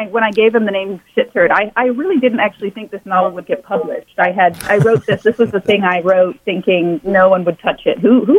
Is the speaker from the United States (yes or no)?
no; Dubai, United Arab Emirates; also born or lived in Jakarta, Indonesia; Yeah, I grew up in, mostly Asia and the Middle East.